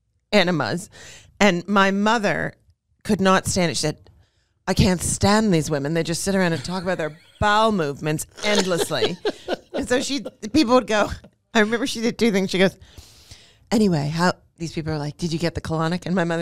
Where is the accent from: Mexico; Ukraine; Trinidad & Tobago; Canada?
Canada; Montreal, Quebec; born or raised there